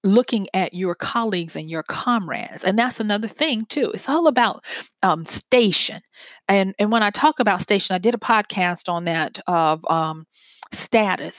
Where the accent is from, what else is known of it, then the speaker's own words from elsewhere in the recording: Louisiana, United States; it's from my home state. And it's in takes place in the city where I went to college